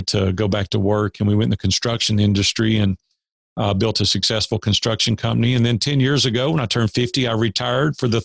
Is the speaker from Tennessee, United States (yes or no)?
yes; Nashville, Tennessee, United States; I grew up in Nashville, native Nashvillian